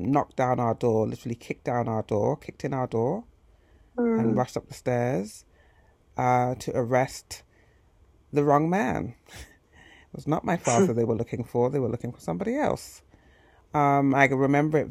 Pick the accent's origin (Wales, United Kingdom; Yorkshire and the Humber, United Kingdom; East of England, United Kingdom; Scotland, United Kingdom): East of England, United Kingdom; Hertfordshire; moved away; where I grew up in Hertfordshire